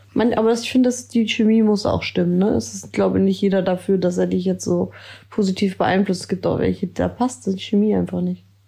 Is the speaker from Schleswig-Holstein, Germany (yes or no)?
yes; Ellerbek, Schleswig-Holstein, Germany; komme aus Ellerbeck.